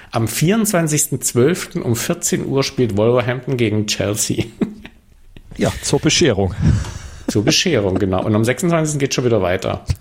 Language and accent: German; Swabia, Baden-Württemberg, Germany; moved away; also born or lived in Stuttgart; ich bin ja Schwabe